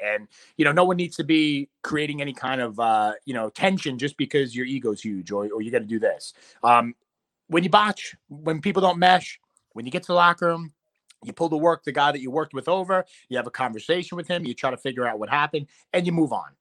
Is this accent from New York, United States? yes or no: yes; New York City, New York, United States; I'm a New Yorker at core, so I'll never really get booed in the hometown.